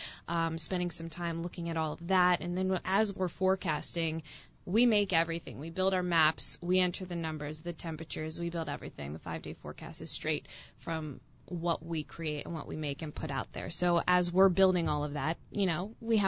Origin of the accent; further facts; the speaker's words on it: New Jersey, United States; moved away as an adult; also born or lived in Erie, Pennsylvania / Knoxville, Tennessee; I'm originally from South Jersey, right outside of Philadelphia. So kind of my hometown there